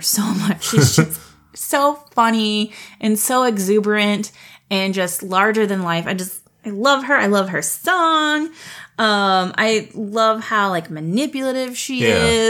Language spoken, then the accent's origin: English; South Texas, United States; I grew up in South Texas, and we lived with family for a little bit down near South Padre Island.